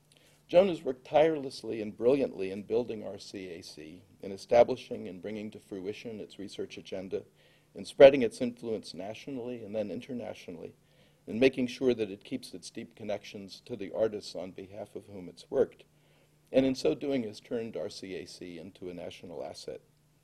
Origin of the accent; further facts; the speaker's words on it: New Jersey, United States; growing up in New Jersey as I did.